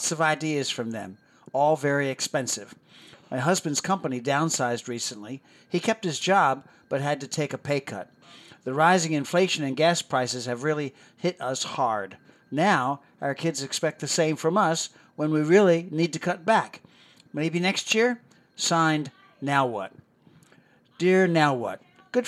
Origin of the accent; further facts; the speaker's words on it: Philadelphia, Pennsylvania, United States; I grew up near Philadelphia, Pennsylvania, and never saw all the neat tourist attractions until I became a tourist for a day as a senior in high school.